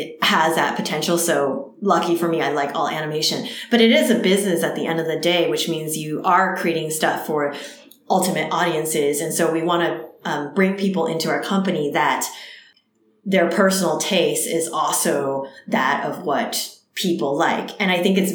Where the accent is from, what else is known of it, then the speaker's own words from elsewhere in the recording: New Jersey, United States; first language Cantonese; English is a second language; moved away; also born or lived in California; I grew up in New Jersey and there were hardly any Asians in my town